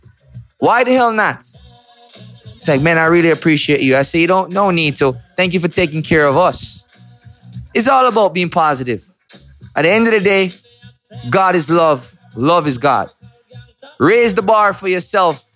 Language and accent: English; Kingston, Jamaica; when I was growing up in Mona Heights, Kingston, Jamaica, Kingston 6